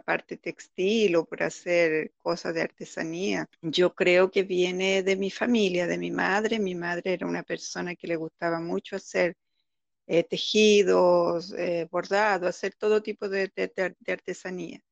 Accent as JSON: {"language": "Spanish", "country": "Chile", "moved": "yes", "said": "nos vinimos de Chile de una época muy difícil"}